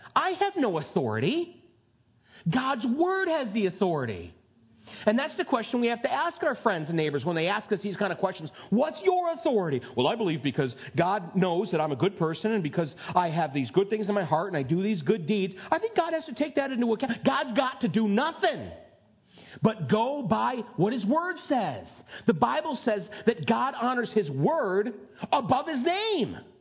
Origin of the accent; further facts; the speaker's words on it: United States; I'm a red blooded, flag waving, gun toting American